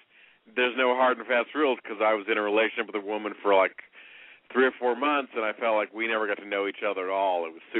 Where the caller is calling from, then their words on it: Indianapolis, Indiana, United States; in Indianapolis, 50 years old. Long-time caller.